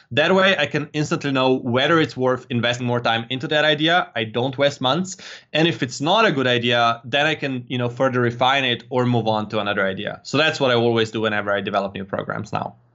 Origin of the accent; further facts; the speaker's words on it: Slovenia; I'm from Slovenia